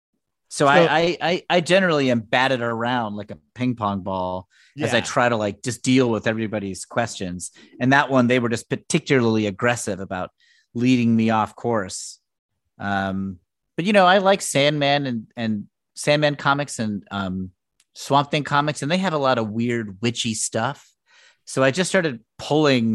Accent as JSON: {"language": "English", "region": "Connecticut", "country": "United States", "said": "I'm from Connecticut"}